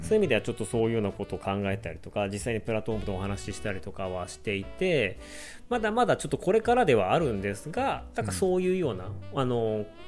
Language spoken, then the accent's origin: Japanese; Hokkaido, Japan; moved away as an adult; also born or lived in China; 僕もう北海道民です